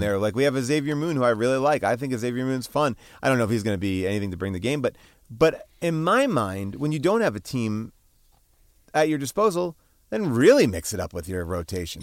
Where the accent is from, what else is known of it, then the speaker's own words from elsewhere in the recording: New York, United States; now in Los Angeles, United States; growing up in New York